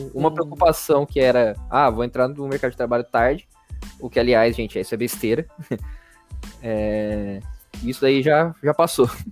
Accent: Rio Claro, São Paulo, Brazil; moved away as an adult; also born or lived in Itajubá, Minas Gerais; now in São Paulo, Brazil; eu nasci em São Paulo, meus pais saíram daqui quando eu, quando eu tinha acho que quatro anos, que eles, meu pai arranjou um emprego no interior, a gente mudou para lá, é, Rio Claro, interior de São Paulo. E aí eu, eu fiquei lá até os meus 17 anos

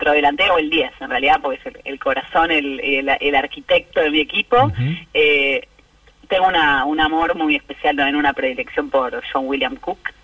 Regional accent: San Isidro, Buenos Aires Province, Argentina; yo crecí en San Isidro y nos juntábamos en una esquina muy muy tradicional que hay en Acasuso

